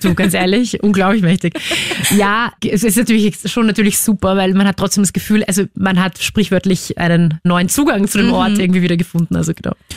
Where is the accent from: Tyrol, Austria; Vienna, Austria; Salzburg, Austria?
Vienna, Austria; ich bin aufgewachsen im C-Block, also ganz hinten, auf Stiege 4